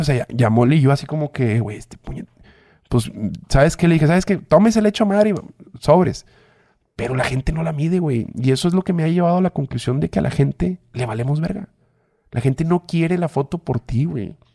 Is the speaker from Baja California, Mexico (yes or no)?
no; Monterrey, Nuevo León, Mexico; yo soy regio